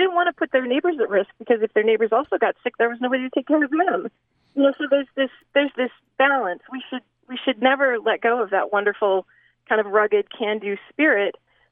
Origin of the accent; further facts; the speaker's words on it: the West, United States; part of what I love about growing up in the West are, you know, our wide open spaces